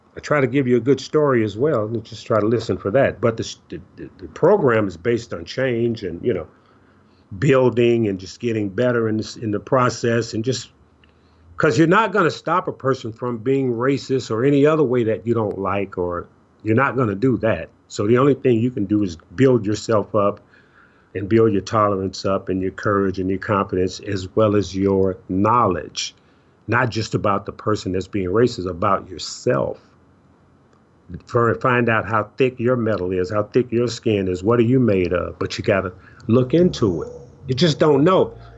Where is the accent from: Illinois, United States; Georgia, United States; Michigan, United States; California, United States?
Illinois, United States; Chicago; I grew up in Chicago